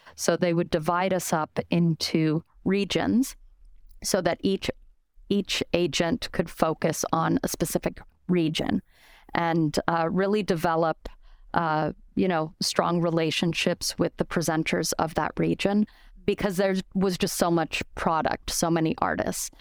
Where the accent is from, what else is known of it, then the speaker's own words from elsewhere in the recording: Denver, Colorado, United States; moved away as an adult; also born or lived in Spain / New York City; I'm originally from Denver, Colorado